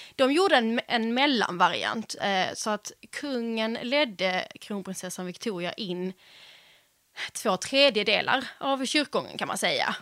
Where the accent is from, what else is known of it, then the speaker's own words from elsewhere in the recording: Skåne, Sweden; moved away as an adult; also born or lived in Stockholm; jag är från Skåne